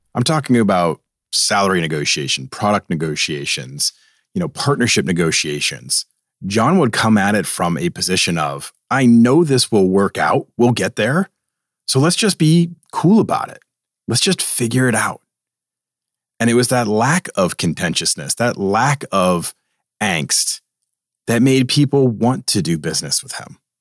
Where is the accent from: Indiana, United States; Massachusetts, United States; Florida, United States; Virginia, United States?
Massachusetts, United States; Boston; moved away; I have this East Coast attitude. I'm from Boston